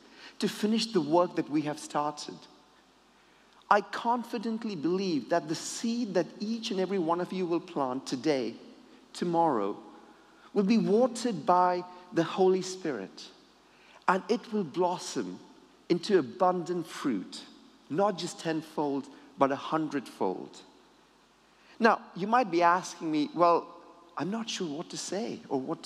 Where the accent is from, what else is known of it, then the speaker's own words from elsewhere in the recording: Sydney, New South Wales, Australia; I grew up in Sydney, Australia